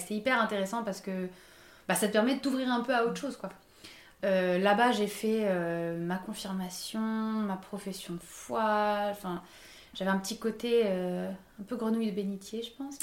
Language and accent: French; Paris, Île-de-France, France; j'ai grandi à Paris, donc euh, en milieu euh, très urbain, euh, toute ma vie quasiment